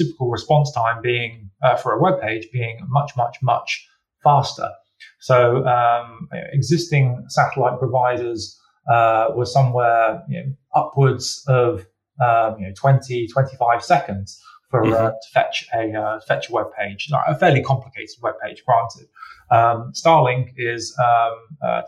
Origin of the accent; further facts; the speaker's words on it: United Kingdom; you and I, as British citizens